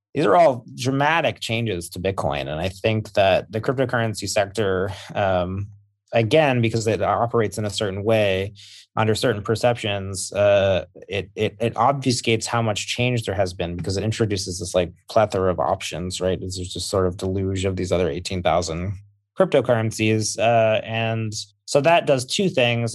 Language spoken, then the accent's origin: English; Massachusetts, United States; I am from, I am from Massachusetts